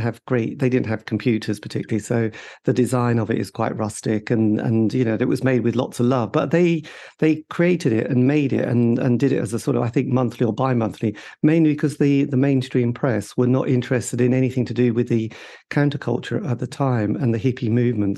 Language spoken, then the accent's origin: English; East Anglia, East of England, United Kingdom; I come from the East Anglian region